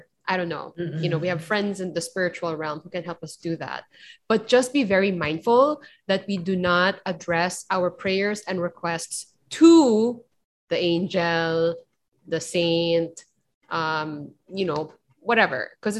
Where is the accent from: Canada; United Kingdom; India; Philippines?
Philippines